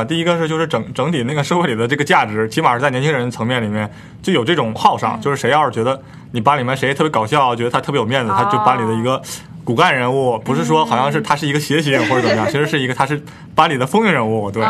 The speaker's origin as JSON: {"language": "Chinese", "region": "Northeast China", "country": "China", "said": "我还是希望就是作为东北人自己来说的话，应该就是。就放松一点吧"}